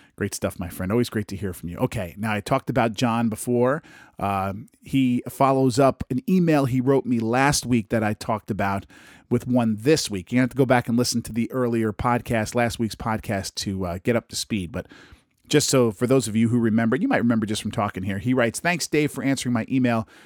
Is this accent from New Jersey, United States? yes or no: yes; New Jersey, United States; a fellow Jersey boy